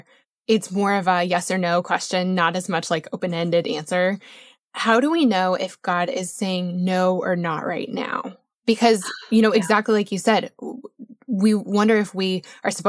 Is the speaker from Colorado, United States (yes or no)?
yes; Colorado, United States; I grew up in Colorado